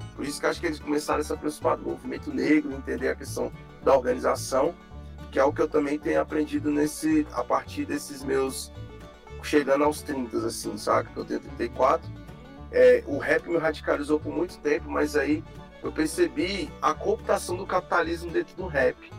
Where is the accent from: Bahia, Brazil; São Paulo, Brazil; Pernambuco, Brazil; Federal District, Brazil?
Federal District, Brazil; Brasília; Eu, eu nasci e fui criado na QNL, Taguatinga